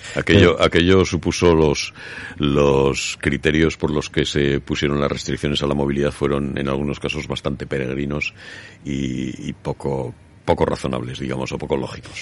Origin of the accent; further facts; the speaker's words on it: Spain; los españoles